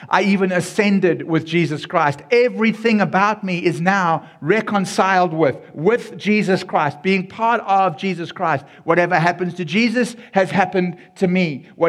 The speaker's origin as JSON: {"language": "English", "country": "South Africa", "said": "Xhosa and Afrikaans so that you could get a feeling of the language and the culture and being in my home country."}